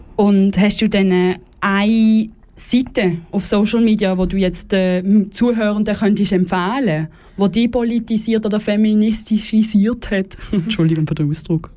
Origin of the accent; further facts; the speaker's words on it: Basel, Basel-Stadt, Switzerland; aus meiner Heimatstadt Basel